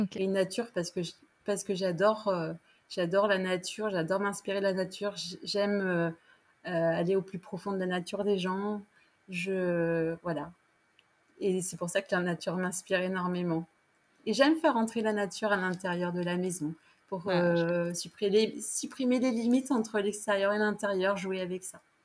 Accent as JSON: {"language": "French", "town": "Poitiers", "region": "Nouvelle-Aquitaine", "country": "France", "tie": "born or raised there", "moved": "as an adult", "lives_now": "La Rochelle, France", "said": "je suis de la région de Poitiers, je suis native de Poitiers"}